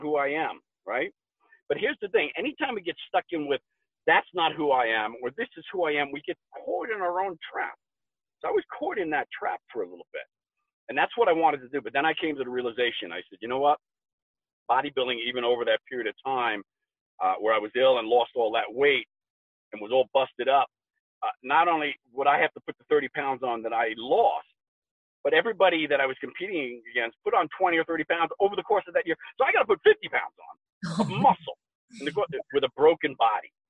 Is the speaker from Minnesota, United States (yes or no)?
no; New York, United States; moved away as an adult; now in Colorado, United States; I'm a New Yorker.